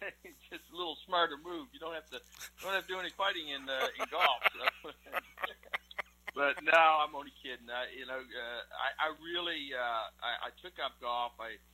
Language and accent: English; Canada; I started playing hockey when I was 4 years old, and it was just something you did in Canada.